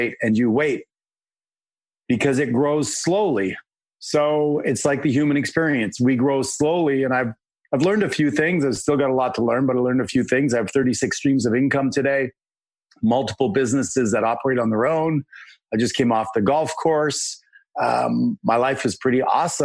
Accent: Canada; I'm a Canadian

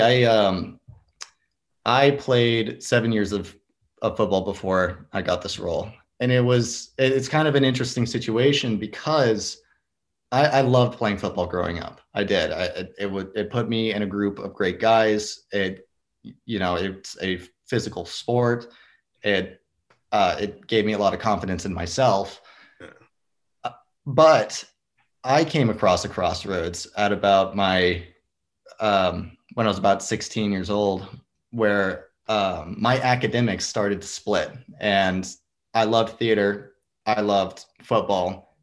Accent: Fort Worth, Texas, United States; i grew up in the fort worth area

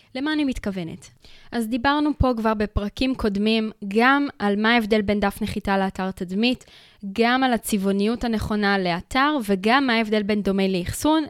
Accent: Israel; אנחנו קהל ישראלי

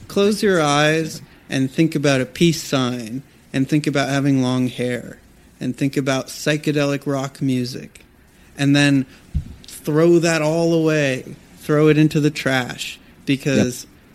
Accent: Los Angeles area, Southern California, United States; also born or lived in New York City; now in Malibu, United States; We both grew up in Southern California, in Los Angeles, outside of Los Angeles, all around

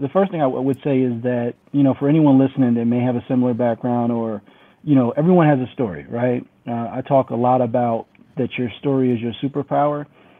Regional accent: Syracuse, New York, United States; Yeah, so, you know, I'm from Syracuse, New York, which a lot of people don't know where Syracuse is, but it's central New York, very cold place, actually gets the most snow in the country

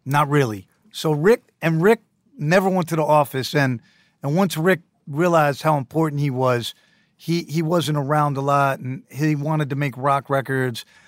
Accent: New York City, New York, United States; also born or lived in San Francisco, California; I moved here when I was two, and I grew up on the Lower East Side of Manhattan

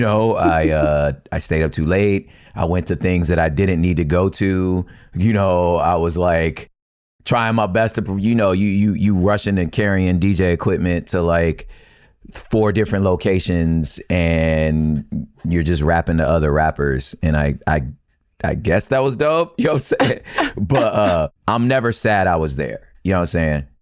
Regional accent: Los Angeles, California, United States; I'm from L A. I'm like, I grew up in South Central and surrounding areas

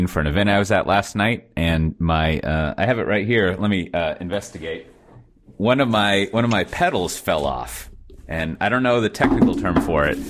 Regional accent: Austin, Texas, United States; moved away as an adult; now in Amsterdam, Netherlands; I'm from Austin

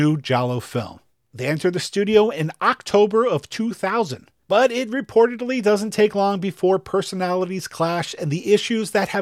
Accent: New York, United States; as a New Yorker

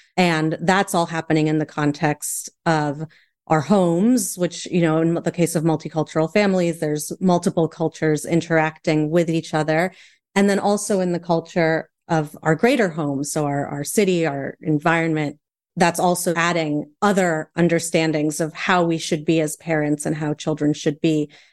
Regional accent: United States; I have a Chilean father and a Puerto Rican mother. I was raised primarily in the States

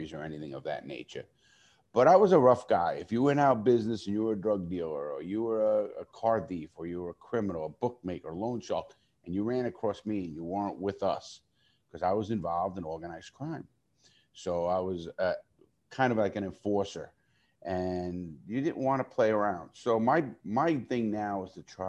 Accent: New York City, New York, United States; I grew up in the Bronx, New York

